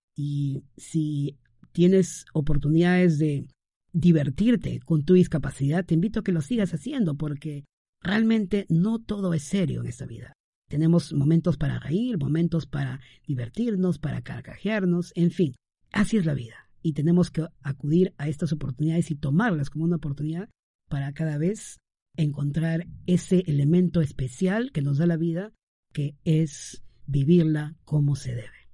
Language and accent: Spanish; Trujillo, La Libertad, Peru; transmitiendo desde la ciudad primaveral, Trujillo, mi ciudad natal